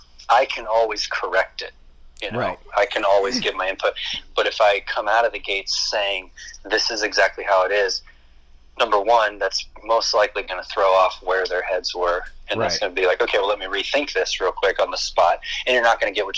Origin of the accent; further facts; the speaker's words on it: Ohio, United States; the location that I grew up in Ohio